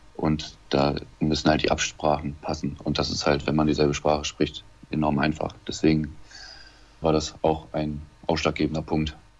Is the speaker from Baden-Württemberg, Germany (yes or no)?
no; Lemgo, North Rhine-Westphalia, Germany; moved away as an adult; in Lemgo geboren und habe da sämtliche Jugendmannschaften durchlaufen in Lemgo.